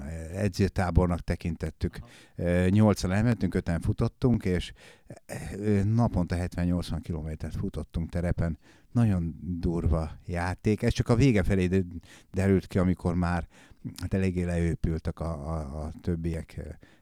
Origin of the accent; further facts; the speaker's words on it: Komárom-Esztergom, Hungary; also born or lived in Ács, Hungary; Én vidéken nőttem fel, Ácson nevelkedtem, Kováromba költöztünk, kisváros.